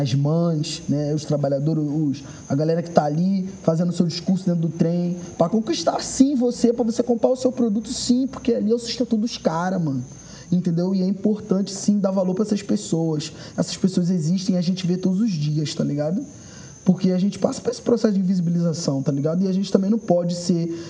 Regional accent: Nova Iguaçu, Rio de Janeiro, Brazil; now in Bahia, Brazil; Eu levei esse orgulho para mim de ser de Nova Iguaçu, de ser da Baixada Fluminense quando eu saí, cheguei aqui na Bahia

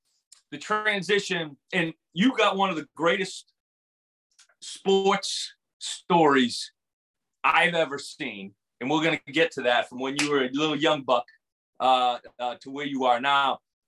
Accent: Northeast, United States; I was calling my first Kentucky game. And I'm from the Northeast.

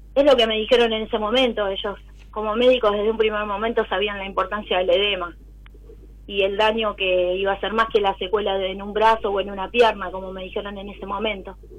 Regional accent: Buenos Aires, Argentina; Soy de Capital Federal

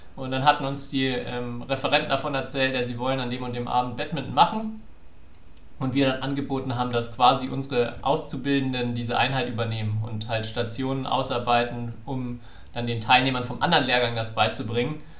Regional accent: Franconia, Bavaria, Germany; ich bin ja Franke

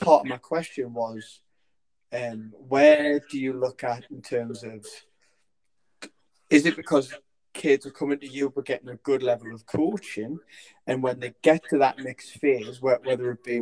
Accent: Newcastle upon Tyne, North East England, United Kingdom; I'm from Newcastle and listen, we love our football

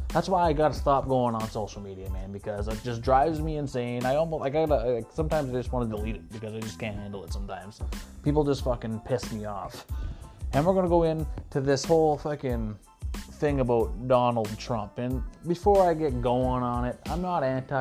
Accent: Sault Ste. Marie, Ontario, Canada; we were supposed to play this show April 9th at the Canadian here in my hometown

